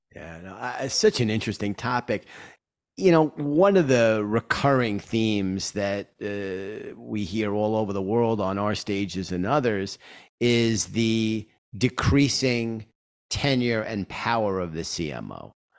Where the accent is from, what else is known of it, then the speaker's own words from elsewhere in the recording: New York, United States; my hometown, New York